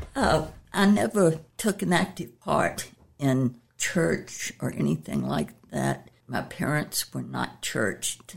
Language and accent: English; Chesapeake, Virginia, United States; I was raised in Chesapeake, uh, when it was Norfolk County